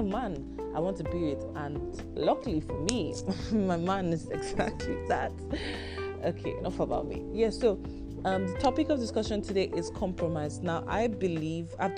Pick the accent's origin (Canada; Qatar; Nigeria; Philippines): Nigeria; I am Nigerian